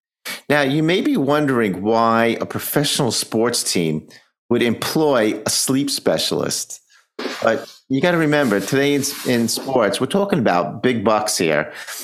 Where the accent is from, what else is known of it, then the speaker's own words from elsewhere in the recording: New York, United States; I'm a New Yorker.